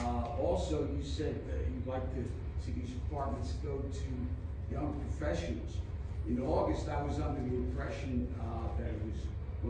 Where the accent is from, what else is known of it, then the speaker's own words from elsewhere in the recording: Philadelphia, Pennsylvania, United States; moved away as an adult; now in Newtown, United States; You know, I grew up in Philadelphia